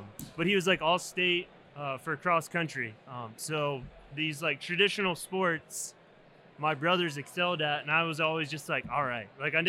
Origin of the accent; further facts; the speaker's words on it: Virginia, United States; Yeah, so I'm originally from Virginia. I grew up on the coast, so close to Virginia Beach, pretty big touristy spot on the East Coast.